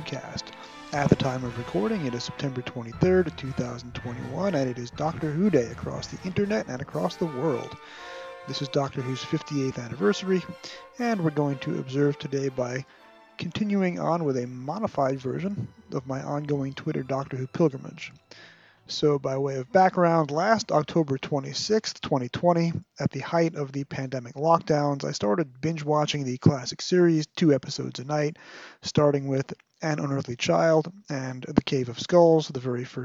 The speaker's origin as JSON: {"language": "English", "region": "New York", "country": "United States", "tie": "born or raised there", "said": "my PBS station growing up in New York"}